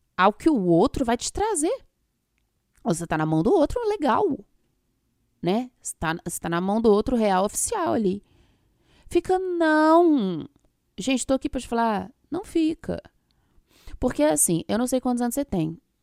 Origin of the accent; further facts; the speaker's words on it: Minas Gerais, Brazil; eu sou de Minas